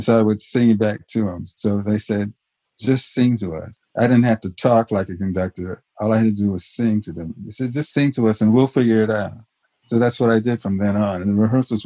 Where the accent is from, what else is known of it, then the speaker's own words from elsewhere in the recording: Los Angeles, California, United States; when I was a kid growing up in Los Angeles